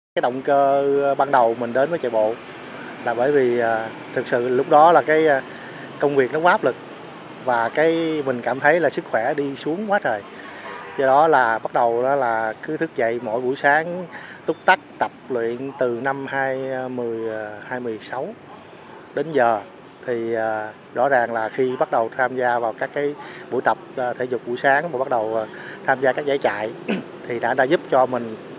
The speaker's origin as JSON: {"language": "Vietnamese", "region": "Bến Tre", "country": "Vietnam", "tie": "born or raised there", "moved": "yes"}